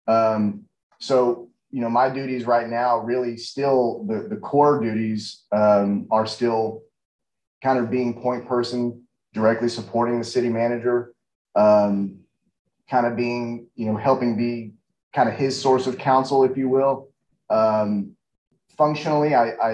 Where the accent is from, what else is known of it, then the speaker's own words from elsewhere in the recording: North Texas, United States; now in Austin, United States; I grew up in North Texas